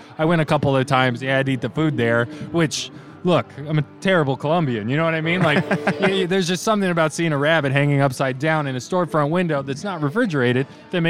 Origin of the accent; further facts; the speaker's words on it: Salt Lake City, Utah, United States; I grew up in Salt Lake City.